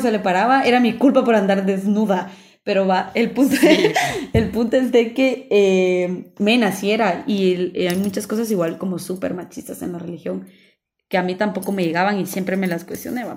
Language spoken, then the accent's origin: Spanish; Guatemala; nosotros estamos hablando desde nuestro contexto como guatemaltecos